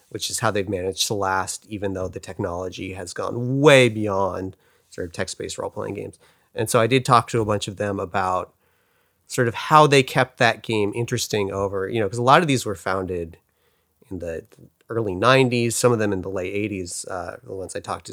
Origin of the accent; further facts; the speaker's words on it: Pacific Grove, California, United States; moved away; also born or lived in Glendale, California; I grew up in Monterey, California, or Pacific Grove, California, to be more specific